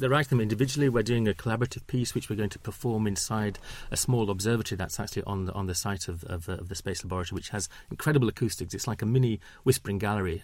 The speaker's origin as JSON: {"language": "English", "town": "Huddersfield", "region": "Yorkshire and the Humber", "country": "United Kingdom", "tie": "born or raised there", "moved": "yes", "lives_now": "London, United Kingdom", "said": "I grew up in Huddersfield"}